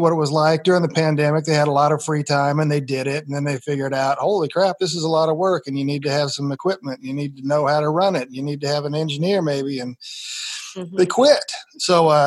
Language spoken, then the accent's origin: English; Nebraska, United States; born or raised there